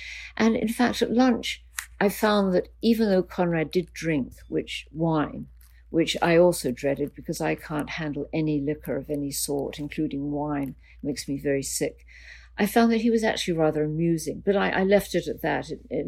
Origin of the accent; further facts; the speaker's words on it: Canada; So everyone was calling me up as the Canadian journalist to ask me about him.